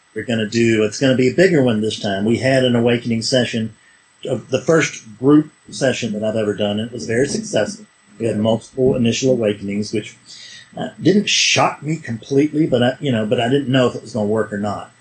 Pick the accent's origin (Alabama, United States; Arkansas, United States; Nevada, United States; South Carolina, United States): South Carolina, United States; I'm a hick from South Carolina